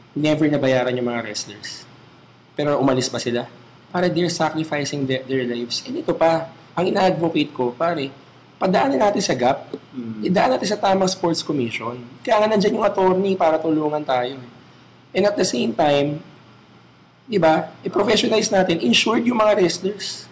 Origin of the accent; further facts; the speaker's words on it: Manila, Metro Manila, Philippines; it's my hometown